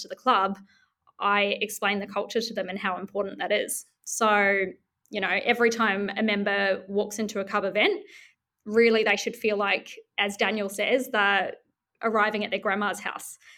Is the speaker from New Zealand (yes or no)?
yes; New Zealand; now in Melbourne, Australia; I'm from New Zealand